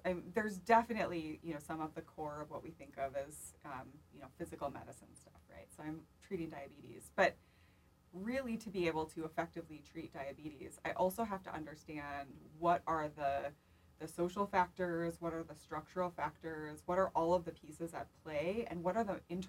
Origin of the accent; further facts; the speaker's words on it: Pelican Rapids, Minnesota, United States; moved away as an adult; now in Minneapolis, United States; half an hour away from Pelican Rapids, so it's close to my hometown